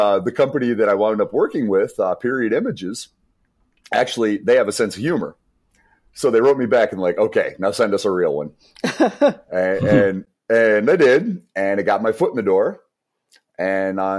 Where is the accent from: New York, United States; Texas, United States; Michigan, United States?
Michigan, United States; Monroe; moved away; my hometown of Monroe, which is a very blue collar town